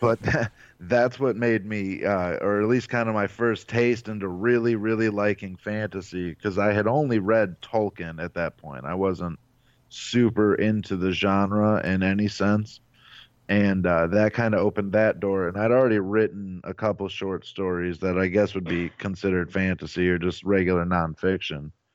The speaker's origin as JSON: {"language": "English", "town": "Avon Lake", "region": "Ohio", "country": "United States", "said": "I'm from Avon Lake, Ohio, which is in the Cleveland area"}